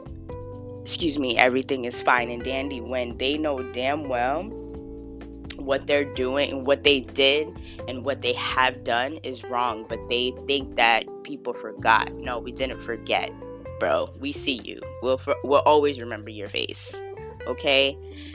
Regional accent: Florida, United States; accent: Southern; I was born and raised in Florida, so I was very Southern

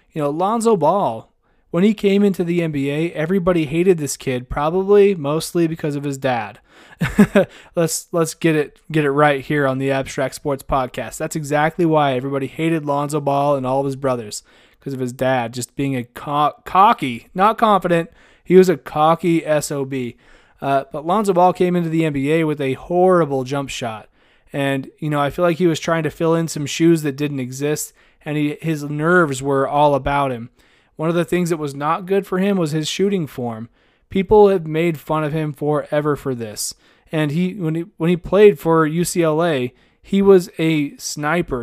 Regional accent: Idaho, United States; I grew up in, in Idaho and I went to school in Idaho

